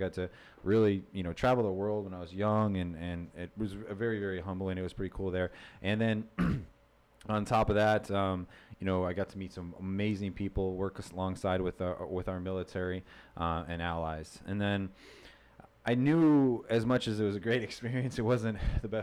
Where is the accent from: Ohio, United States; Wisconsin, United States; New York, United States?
Wisconsin, United States; moved away as an adult; also born or lived in North Dakota / Washington State; now in Southwest Florida, United States; born and raised in Wisconsin, right on the by the Twin Cities. I grew up there.